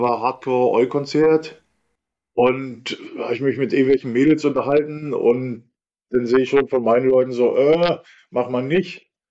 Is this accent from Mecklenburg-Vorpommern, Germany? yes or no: yes; Rostock, Mecklenburg-Vorpommern, Germany; also born or lived in Perleberg; groß geworden bin ich ja nicht im Bahnhofsviertel, groß geworden bin ich in Lichtenhagen